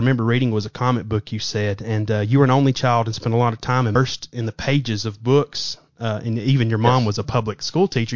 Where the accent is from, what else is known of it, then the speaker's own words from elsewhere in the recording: the South, United States; We're in the South, so we'd go to Kroger's